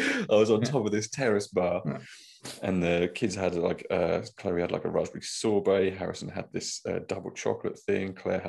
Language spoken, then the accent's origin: English; East of England, United Kingdom; I'm from Norfolk.